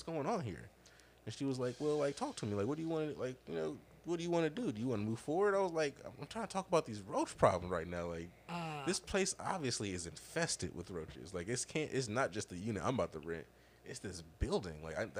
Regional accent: Cleveland Heights, Ohio, United States; we are in Cleveland Heights. Where are you from? I was like, I lived in this area my whole fucking life.

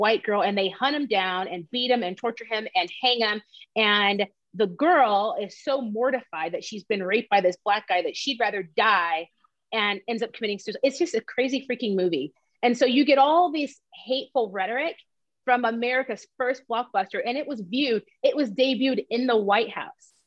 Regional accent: the South, United States; also born or lived in Columbus, Georgia / Atlanta, Georgia; we're from the South

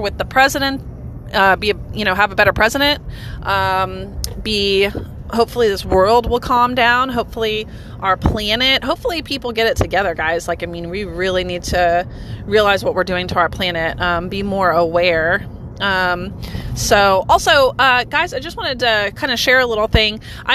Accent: United States; as an American citizen

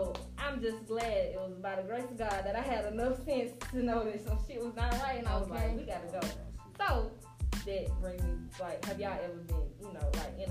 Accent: Birmingham, Alabama, United States; I told them I was from Birmingham, so they kept calling me Birmingham.

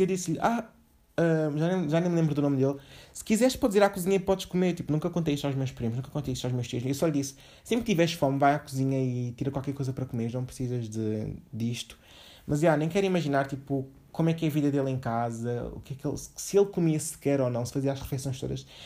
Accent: Portugal; also born or lived in Angola; eu basicamente nasci lá, vim para cá com um ano

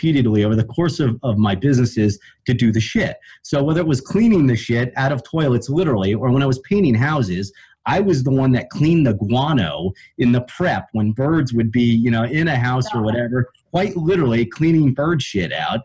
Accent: Ohio, United States; I grew up in Ohio

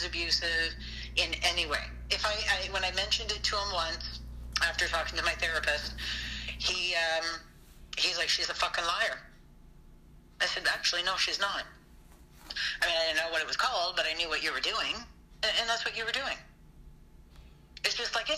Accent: British Columbia, Canada; moved away; also born or lived in Toronto; small town out in BC, very small town

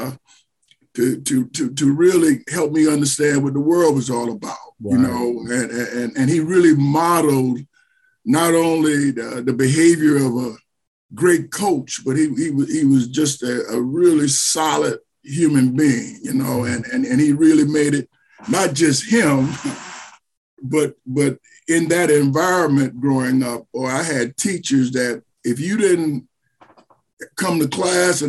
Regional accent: Savannah, Georgia, United States; moved away as an adult; also born or lived in Indiana; I was born and raised in Savannah

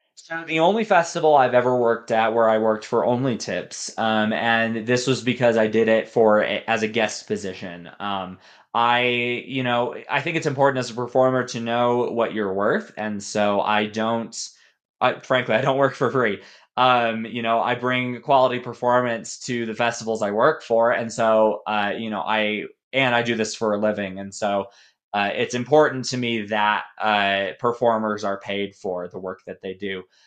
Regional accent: Colorado Springs, Colorado, United States; moved away as an adult; also born or lived in Denver, Colorado / Waco, Texas; now in Dallas, United States; I was born in Denver, and I grew up in Colorado Springs

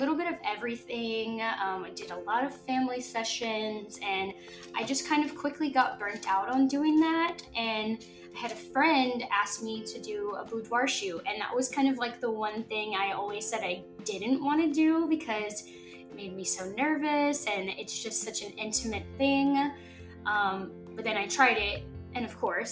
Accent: Mississippi, United States; moved away as an adult; now in California, United States; We are both originally from Mississippi, mm-hmm. and we moved here in 2019 because of Air Force

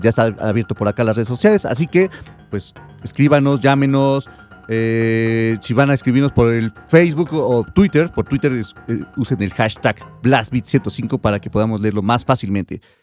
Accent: Mexico

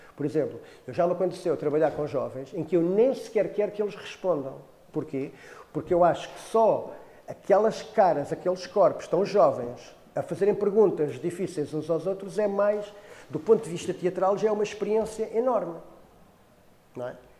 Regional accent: Cacém, Lisbon, Portugal; eu sou do Cacém

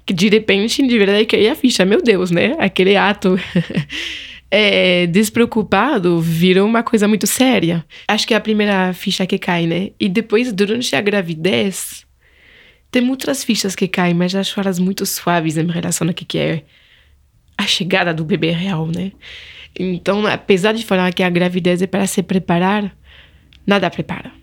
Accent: Angers, Pays de la Loire, France; Portuguese is a second language; moved away as an adult; now in São Paulo, Brazil; Na França, sou de Angers, no Vale do Loire

